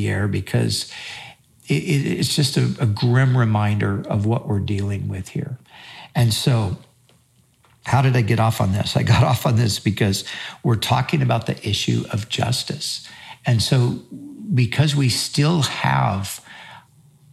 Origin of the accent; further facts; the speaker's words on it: United States; we as Americans and as American Christians